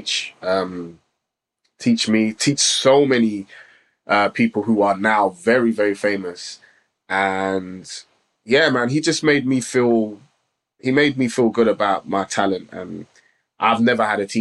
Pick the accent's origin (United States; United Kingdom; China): United Kingdom; London; also born or lived in Islington; I was born and lived in Islington for like 4 years before I actually moved to Tottenham.